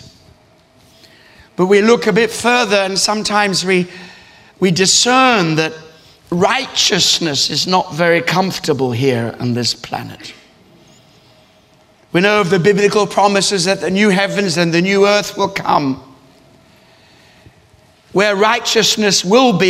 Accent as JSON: {"language": "English", "country": "Australia", "tie": "born or raised there", "also_born_or_lived": "East Africa", "moved": "as an adult", "lives_now": "London, United Kingdom", "said": "I grew up in Australia"}